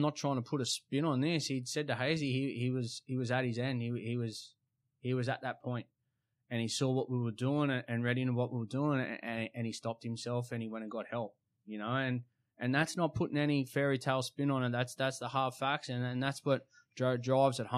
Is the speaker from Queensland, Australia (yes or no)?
no; Sydney, New South Wales, Australia; We're all from Sydney